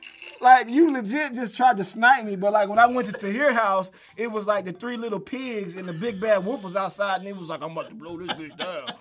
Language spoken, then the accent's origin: English; Cobb County, Georgia, United States